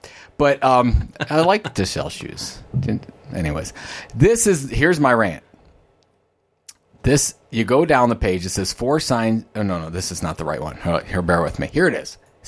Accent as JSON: {"language": "English", "region": "Ohio", "country": "United States", "said": "I'm from Ohio."}